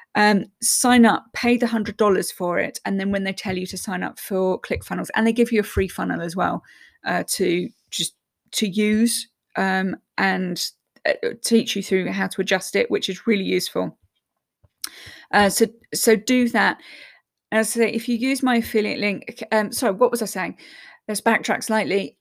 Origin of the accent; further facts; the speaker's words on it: England, United Kingdom; I'm English